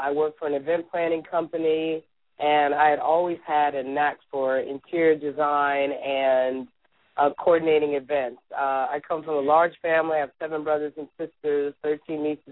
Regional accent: California, United States; moved away as an adult; now in Washington, D.C., United States; growing up in California

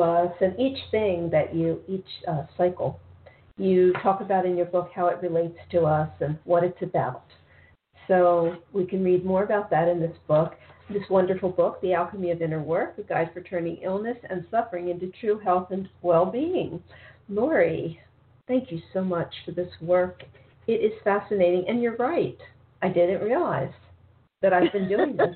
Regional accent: Baltimore, Maryland, United States; now in South Florida, United States; I'm originally from Baltimore

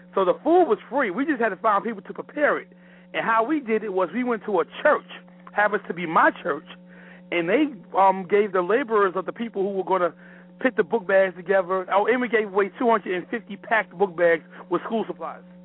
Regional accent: New York, United States; now in Clayton, United States; I'm from New York, but I'm here in Clayton, North Carolina

